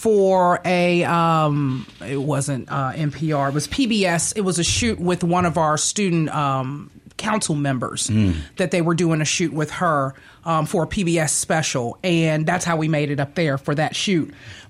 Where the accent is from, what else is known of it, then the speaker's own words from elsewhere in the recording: Gulfport, Mississippi, United States; also born or lived in Guam; through Gulfport Biloxi as a kid. We lived down there. So I have a little affinity for the beach. Plus, I was born in Guam.